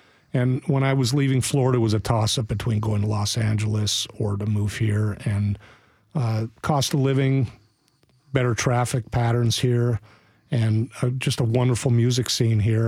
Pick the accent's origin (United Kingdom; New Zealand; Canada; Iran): Canada; Montreal, Quebec; now in Nashville, United States; I grew up in Montreal